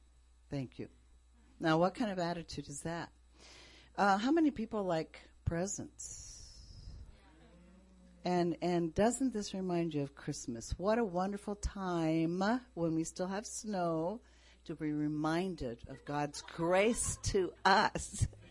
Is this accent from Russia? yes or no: no; Japan; Some of you know I grew up in Japan.